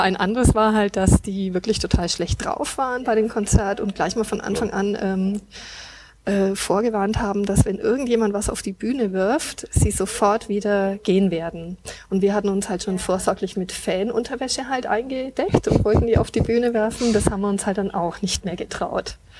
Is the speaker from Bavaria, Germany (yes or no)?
yes; Nuremberg, Bavaria, Germany; bin aus Nürnberg, ich bin also echte Nürnbergerin und wohne auch hier